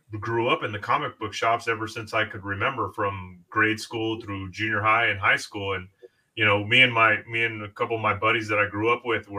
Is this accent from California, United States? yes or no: yes; Southern California, United States; I'm born and raised in Southern California